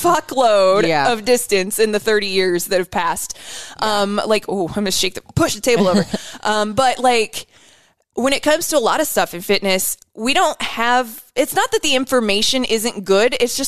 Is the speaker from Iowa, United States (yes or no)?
yes; Denison, Iowa, United States; I'm white trash. From Denison, Iowa.